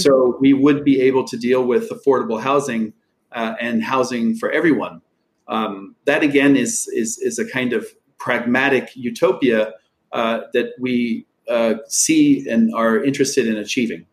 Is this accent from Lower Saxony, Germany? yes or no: yes; Einbeck, Lower Saxony, Germany; moved away; I worked as a carpenter, was in my hometown of Einbeck